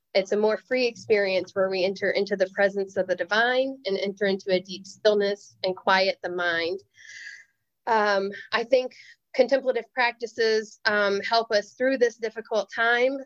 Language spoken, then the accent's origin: English; the South, United States; as a Native person, as a woman, as a Southerner